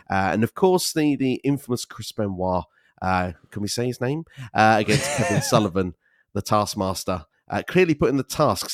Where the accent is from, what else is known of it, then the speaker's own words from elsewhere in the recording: United Kingdom; moved away as an adult; also born or lived in Canary Islands; now in Sweden; I'm originally from the United Kingdom